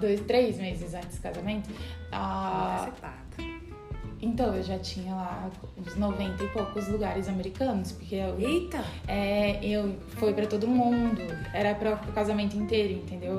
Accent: Minas Gerais, Brazil; eu sou mineira

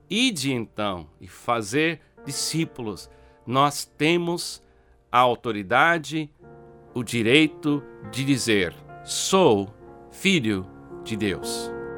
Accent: United States; Portuguese is a second language; now in Brazil; Eu nasci nos Estados Unidos. Eu tenho um passaporte americano.

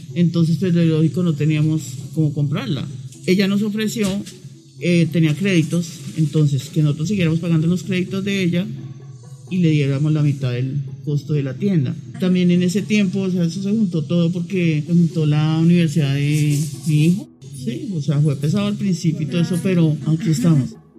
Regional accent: Bogotá, Colombia; also born or lived in Chía / Tolima; yo nací en Chía, pero me crié aquí en Bogotá

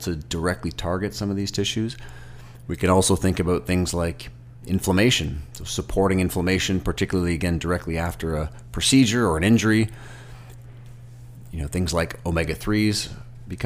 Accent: Toronto, Ontario, Canada; I'm from Toronto

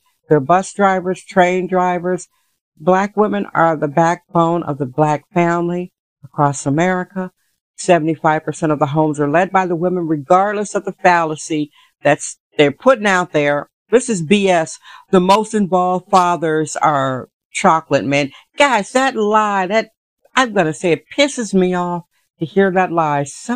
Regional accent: Milwaukee, Wisconsin, United States; now in San Francisco, United States; I'm from Milwaukee, Wisconsin originally

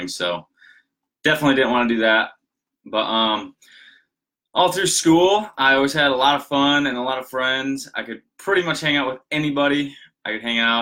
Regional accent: Michigan, United States; We lived in a smaller town up in Michigan. Most of you know I'm from Michigan. I'm outside of Grand Rapids

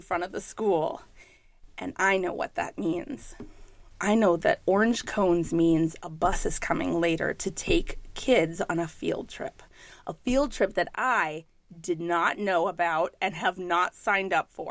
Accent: New York, United States; I'm a New Yorker

